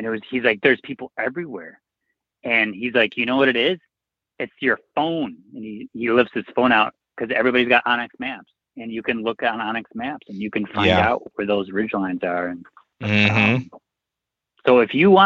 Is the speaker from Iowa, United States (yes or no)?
no; Michigan, United States; moved away as an adult; now in Boise, United States; I grew up in Michigan.